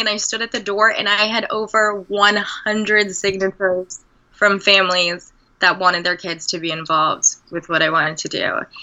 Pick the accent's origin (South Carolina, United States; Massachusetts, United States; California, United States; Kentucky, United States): California, United States; Redondo Beach; moved away as an adult; also born or lived in Denver, Colorado; I grew up in Redondo Beach